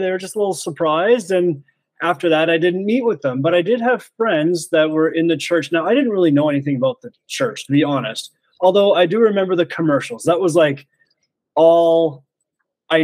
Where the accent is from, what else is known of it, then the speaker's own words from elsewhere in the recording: Grande Prairie, Alberta, Canada; now in Creston, Canada; I'm from Canada originally, but not Creston. No, okay. I was born in Alberta, much further north in Grand Prairie